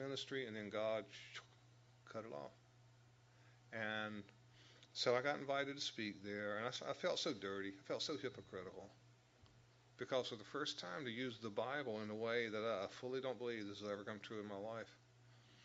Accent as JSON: {"language": "English", "town": "Raleigh", "region": "North Carolina", "country": "United States", "tie": "born or raised there", "also_born_or_lived": "Los Angeles, United States / Dallas, United States / Washington, D.C., United States", "moved": "as an adult", "said": "we grew up in the North Carolina area, in the Raleigh area."}